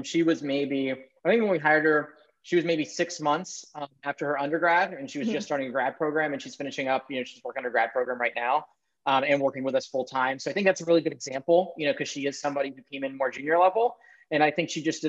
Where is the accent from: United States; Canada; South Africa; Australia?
United States; Maryland; I grew up in Maryland